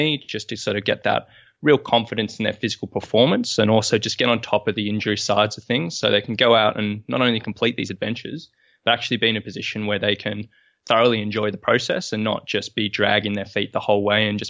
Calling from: Sydney, New South Wales, Australia; I'm coming from Sydney, Australia this morning.

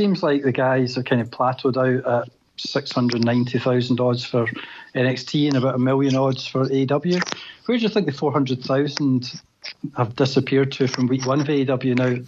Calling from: Glasgow, Scotland, United Kingdom

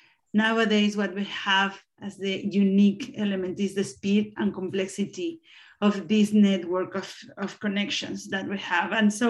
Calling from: Spain; I'm connecting from Spain.

